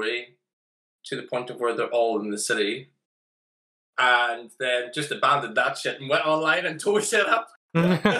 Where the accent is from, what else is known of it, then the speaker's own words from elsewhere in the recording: Ireland; accent: Irish; I'm bloody Irish.